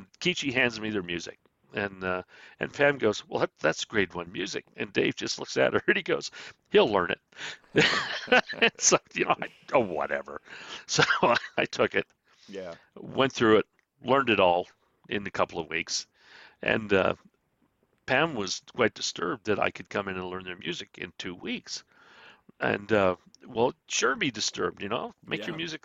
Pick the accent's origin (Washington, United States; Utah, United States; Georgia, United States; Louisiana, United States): Utah, United States; Salt Lake City; I grew up in Rose Park.